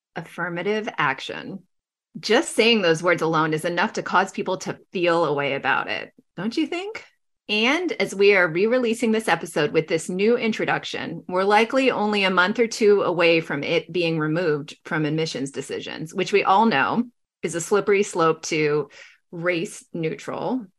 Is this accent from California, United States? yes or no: yes; Los Angeles, California, United States; now in Bay Area, United States; I grew up in Los Angeles, you know, in a predominantly white and Asian community.